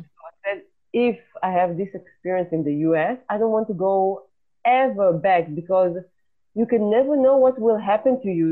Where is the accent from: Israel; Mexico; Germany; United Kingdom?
Israel; I just wanted to go back home to Israel